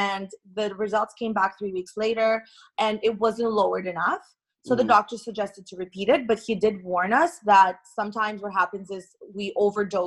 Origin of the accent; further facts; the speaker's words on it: Toronto, Ontario, Canada; also born or lived in Irkutsk, Russia; when I was 9 years old, my parents and I immigrated to Toronto, Canada, where I reside right now